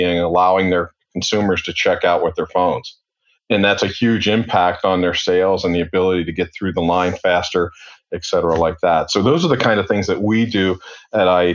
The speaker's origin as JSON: {"language": "English", "town": "Cincinnati", "region": "Ohio", "country": "United States", "tie": "born or raised there", "also_born_or_lived": "Atlanta", "moved": "as an adult", "said": "born and raised in Cincinnati"}